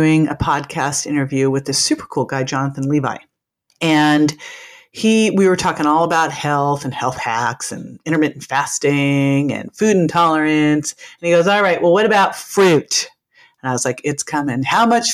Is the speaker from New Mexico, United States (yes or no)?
no; Berkeley, California, United States; moved away; I'm from Berkeley, California. I was so fortunate to grow up in just kind of a mass of all these different cultures